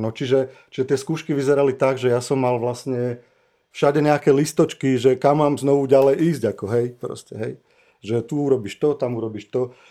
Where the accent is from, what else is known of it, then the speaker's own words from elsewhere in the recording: Žilina, Žilina Region, Slovakia; also born or lived in Liptovský Mikuláš; som sa narodil v Mikuláši a od, od, odišli sme do Žiliny a odtedy tam žijem. No. Čiže ja som Žilinčan